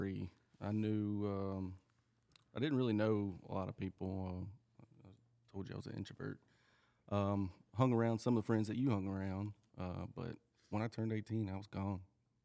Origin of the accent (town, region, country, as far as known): Munford, Tennessee, United States; born or raised there; also born or lived in Delaware / Bronson, Florida